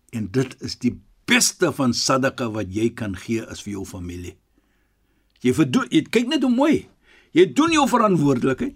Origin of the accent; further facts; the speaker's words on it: Western Cape, South Africa; Ons is van die Kaap